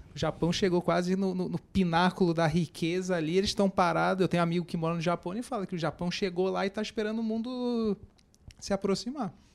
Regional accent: Rio de Janeiro, Brazil; now in São Paulo, Brazil; eu que sou carioca

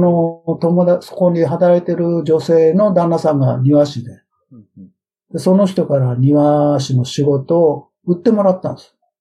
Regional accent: Tokyo, Japan; moved away as an adult; now in Sacramento, United States; 僕は生まれが、生まれも育ちも歌舞伎町でしょ新宿の

